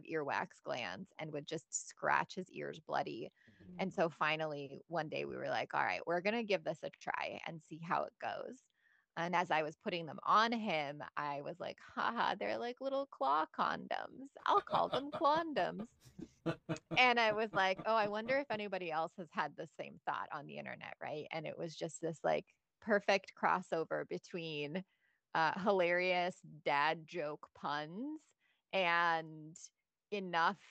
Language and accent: English; Sarajevo, Bosnia & Herzegovina; English is a second language; now in Indianapolis, United States; I'm originally from Bosnia